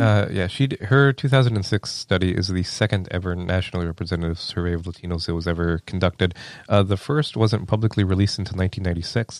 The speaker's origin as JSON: {"language": "English", "area": "lower Rio Grande Valley", "region": "Texas", "country": "United States", "tie": "born or raised there", "moved": "as an adult", "lives_now": "Iowa, United States", "said": "I grew up in the lower Rio Grande Valley of Texas"}